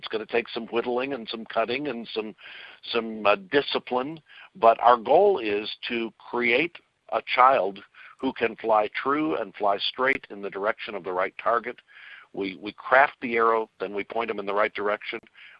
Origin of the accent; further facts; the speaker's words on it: Kirkwood, Missouri, United States; Well, I grew up in Kirkwood, Missouri.